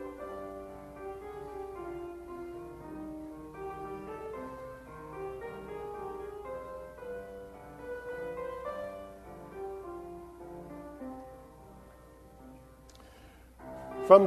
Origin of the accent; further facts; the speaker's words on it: Caracas, Capital District, Venezuela; now in New Brunswick, United States; where I grew up in Caracas, Venezuela